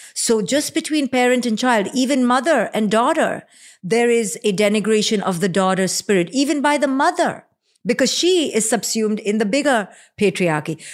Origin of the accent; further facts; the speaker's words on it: India; moved away; you and I growing up in India